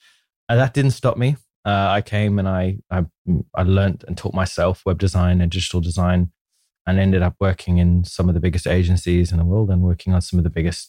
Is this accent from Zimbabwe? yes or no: yes; Manicaland, Zimbabwe; I grew up in Zimbabwe in Africa, born way back in 1979. So gives you an idea of my age. I grew up on a small farm